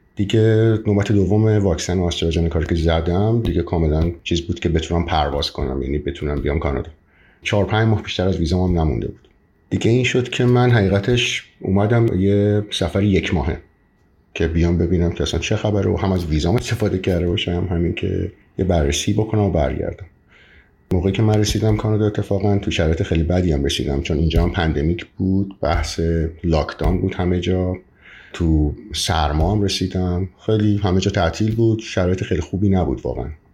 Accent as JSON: {"language": "Persian", "country": "Iran", "tie": "born or raised there", "moved": "as an adult", "lives_now": "Canada"}